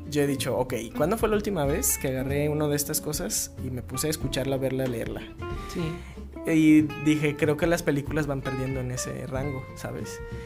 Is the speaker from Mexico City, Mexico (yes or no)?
no; Guadalajara, Jalisco, Mexico; soy tapatío